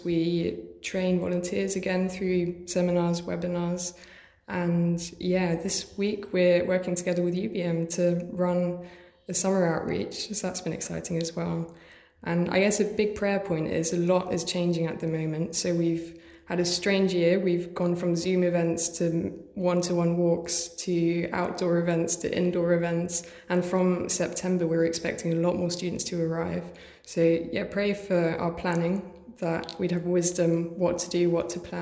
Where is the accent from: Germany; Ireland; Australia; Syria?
Germany; moved away as an adult; also born or lived in Hertfordshire, England; now in Liverpool, United Kingdom; I was born in England, was born in Hertfordshire, but my parents are German, and age 7 I moved to Germany and then came back 5 years ago